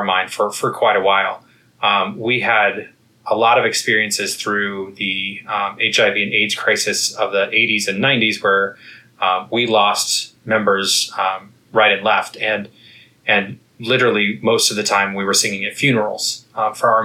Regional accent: Kansas, United States; moved away as an adult; also born or lived in Texas / Connecticut; now in Washington, D.C., United States; I am originally from the Midwest. I grew up in Kansas

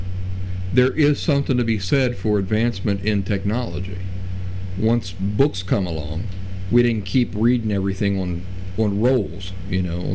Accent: Appalachian backcountry, United States; I grew up in the Appalachian backcountry.

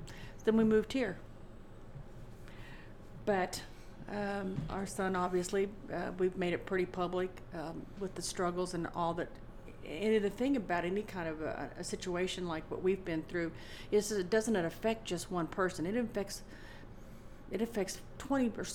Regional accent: Indianapolis, Indiana, United States; when I was a kid growing up in Indianapolis

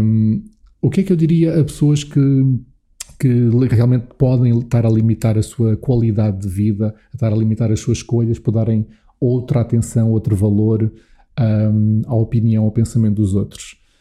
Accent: Alpiarça, Santarém District, Portugal; also born or lived in Lisbon; eu nasci aqui em Lisboa, uh, mas ali por um ano de idade, um ano e meio, meus pais mudaram-se dos arredores de Lisboa para o sítio onde eu agora também tenho estado uh, neste confinamento, uh, e um sítio onde cresci, que é Alpiarça, perto uhum. de Santarém.

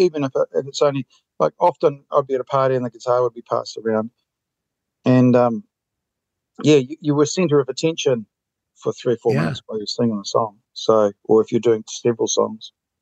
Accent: Queenstown, Otago, New Zealand; moved away as an adult; also born or lived in Auckland / Australia / Vietnam; I live in Queenstown, grew up in Queenstown

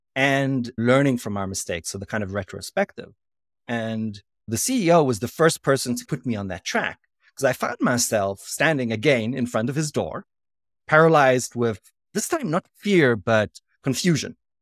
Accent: South Africa; moved away; also born or lived in Israel; I'm a South African, so I spoke perfect, uh, English

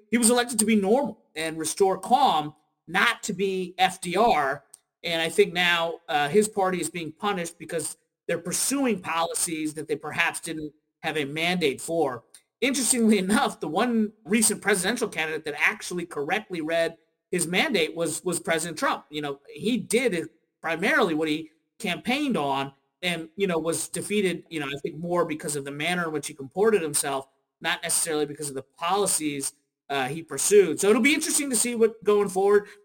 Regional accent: Kentucky, United States; moved away as an adult; now in Washington, D.C., United States; I'm from Kentucky originally

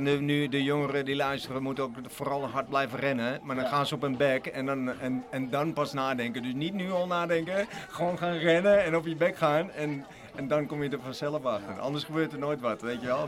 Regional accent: Amsterdam, North Holland, Netherlands; ik kom ook uit de Republiek Amsterdam

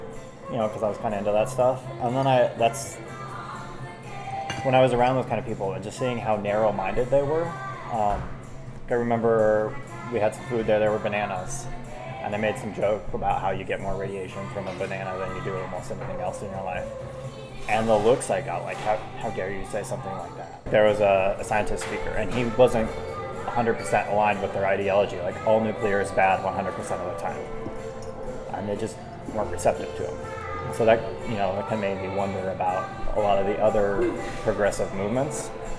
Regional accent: Seattle, Washington, United States; now in Idaho, United States; I was radically against hunting when I was from Seattle. And then moving out to Idaho, where, you know, everybody hunts and my roommates hunted

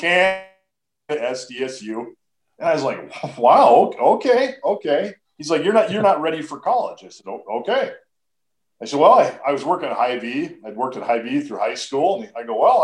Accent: Duluth, Minnesota, United States; now in Brookings, United States; I was born and raised in Duluth, Minnesota

